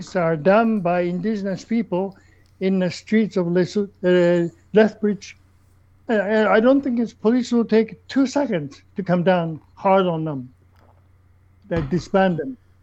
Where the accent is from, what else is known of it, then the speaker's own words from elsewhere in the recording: Japan; moved away as an adult; also born or lived in South Africa; now in Canada; I come from Japan